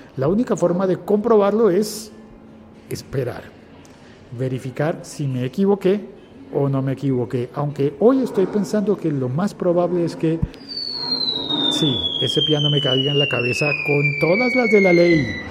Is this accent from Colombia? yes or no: yes; Colombia; en mi país, en mi Colombia